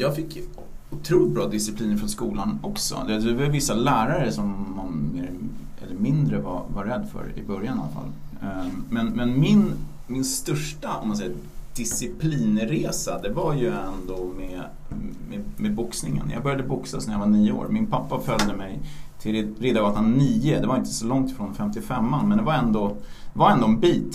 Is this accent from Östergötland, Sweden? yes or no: no; Stockholm, Stockholm County, Sweden; Vi är uppvuxna på Östermalm i Stockholm